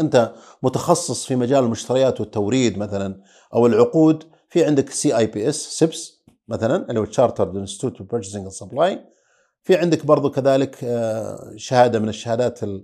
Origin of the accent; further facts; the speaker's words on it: Saudi Arabia; عندنا في السعوديه